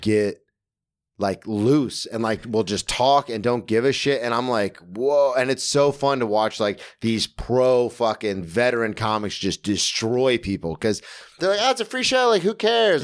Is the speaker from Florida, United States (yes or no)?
yes; Daytona Beach, Florida, United States; I grew up in Daytona, which had, like, the best rugby team in the state of Florida